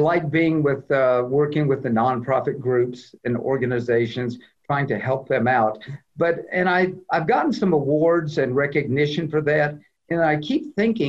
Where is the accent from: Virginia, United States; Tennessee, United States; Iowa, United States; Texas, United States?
Tennessee, United States; Clarksville; also born or lived in Loves Park, Illinois; I'm from Clarksville. I graduated Montgomery Central in 1971